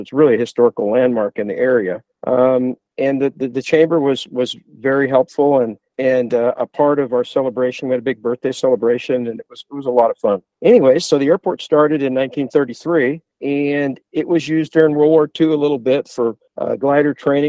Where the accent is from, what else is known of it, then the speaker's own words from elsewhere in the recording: Perris, California, United States; also born or lived in Huntington Beach, California; it was a major culture shock for a couple of kids from the city to come to Perris back in those early days.